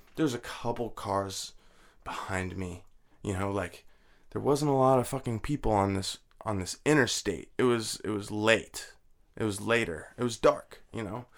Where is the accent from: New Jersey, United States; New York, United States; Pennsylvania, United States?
New Jersey, United States; moved away as an adult; also born or lived in Laramie, Wyoming / Florida / Washington; I graduated high school in Jersey.